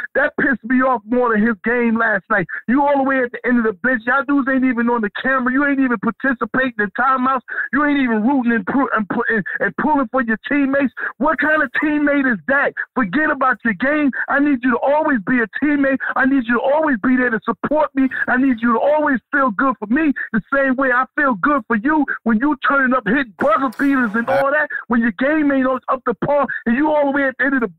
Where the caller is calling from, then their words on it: North Carolina, United States; 919, ain't but one 919. Salute to the capital S's.